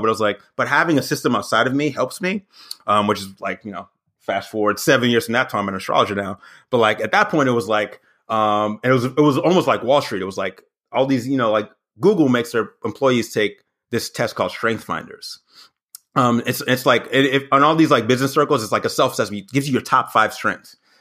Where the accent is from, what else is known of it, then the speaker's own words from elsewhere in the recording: the South, United States; moved away as an adult; also born or lived in Berwyn, Illinois / New York; I grew up in the South